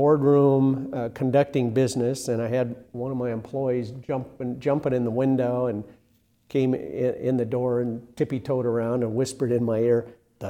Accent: North Central Iowa, United States; I grew up in North Central Iowa, a small town

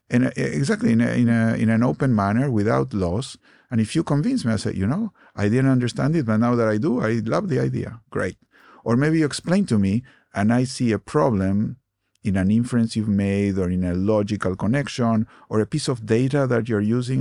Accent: Argentina; moved away; I grew up in Argentina. I was born in Argentina

